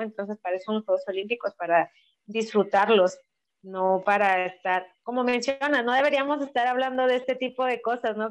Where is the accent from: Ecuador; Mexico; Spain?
Mexico; como cultura mexicana